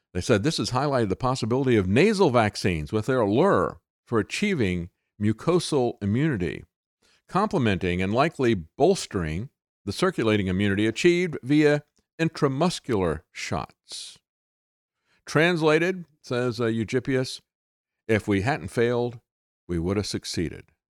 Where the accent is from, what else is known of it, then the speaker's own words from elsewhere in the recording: Florida, United States; I grew up in Florida